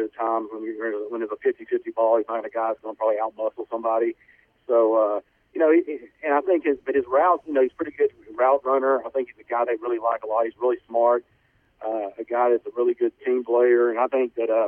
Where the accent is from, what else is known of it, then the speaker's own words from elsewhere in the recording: Nacogdoches, Texas, United States; I went to UTA, but I'm from Nacogdoches